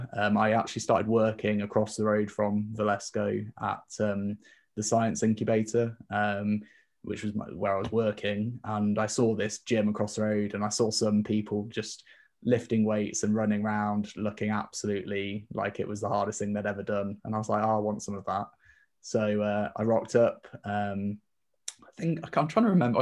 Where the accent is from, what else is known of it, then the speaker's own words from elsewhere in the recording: the Midlands near Leicester, East Midlands, United Kingdom; moved away as an adult; also born or lived in York / Basel, Switzerland / Bristol; I grew up in the Midlands near Leicester.